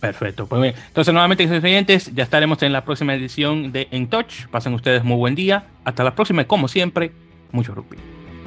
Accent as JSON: {"language": "Spanish", "country": "Dominican Republic", "moved": "yes", "lives_now": "United States", "said": "yo soy de República Dominicana, aunque ya tengo 20 años viviendo, bueno, 21 años oficial, viviendo aquí en Estados Unidos."}